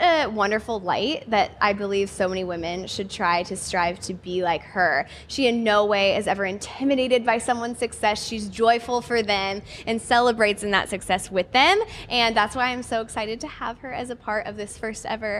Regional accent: Nebraska, United States; my home state of Nebraska

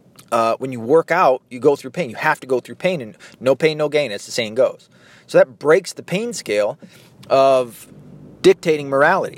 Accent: United States; Because I'm an American. It's my home.

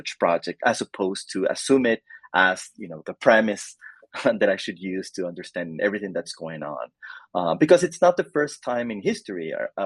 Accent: Costa Rica; moved away as an adult; also born or lived in Canada / United States; I am originally from Costa Rica. I got my undergrad education here in Costa Rica

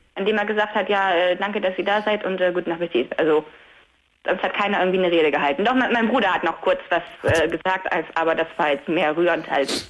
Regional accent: Delmhorst, Lower Saxony, Germany; ich komme ja aus Delmhorst, wir haben hier in Delmhorst geheiratet

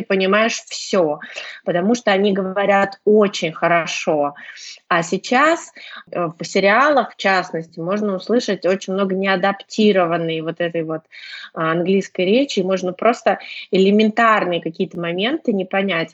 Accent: Saint Petersburg, Russia; я из Санкт-Петербурга

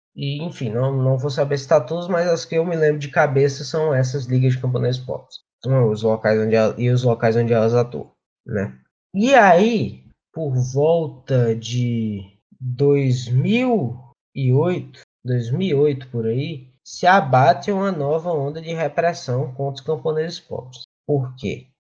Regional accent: Rio Grande do Norte, Brazil; moved away; also born or lived in Ceará; eu nasci no Ceará, e onde a Liga tem, eu tinha atuação, e me criei no Rio Grande do Norte, né, na capital do semiárido

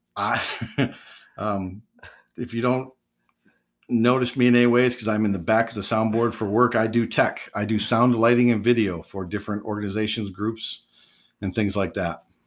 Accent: West Michigan, United States; I grew up in West Michigan, so I grew up around Christianity completely

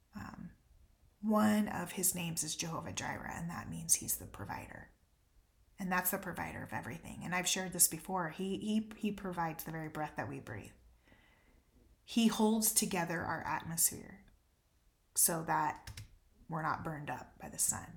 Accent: United States; as an American

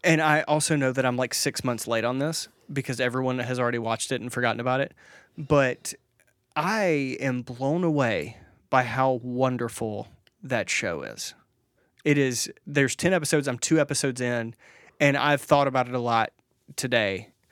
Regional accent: Mississippi, United States; I grew up in Mississippi where, like, if you wanted vacation, you just walked out into the woods.

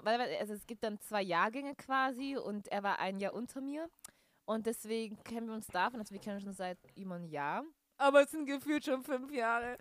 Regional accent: Stuttgart, Baden-Württemberg, Germany; moved away as an adult; also born or lived in Sulzbach-Rosenberg; now in Osnabrück, Germany; gebürtige Stuttgarterin. Ähm, bin, wohne jetzt aber momentan in Osnabrück.

